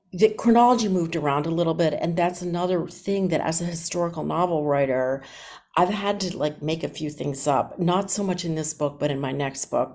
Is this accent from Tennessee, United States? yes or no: no; Philadelphia, Pennsylvania, United States; my hometown of Philadelphia